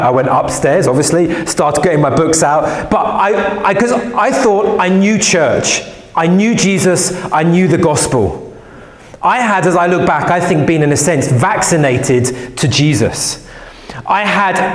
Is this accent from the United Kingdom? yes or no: yes; London, United Kingdom; I grew up in West London, and I grew up going to church